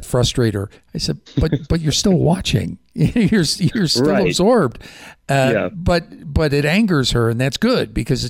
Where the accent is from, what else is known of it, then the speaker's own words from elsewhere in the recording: Chicago, Illinois, United States; I grew up in Chicago